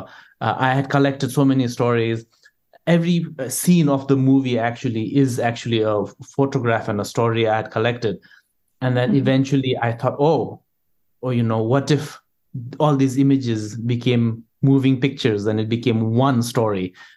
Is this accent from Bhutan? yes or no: yes; Bhutan; I grew up in Bhutan.